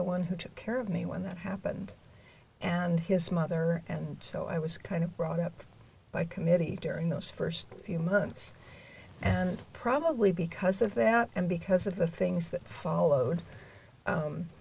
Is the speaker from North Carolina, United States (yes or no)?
no; Southern California, United States; I grew up in Southern California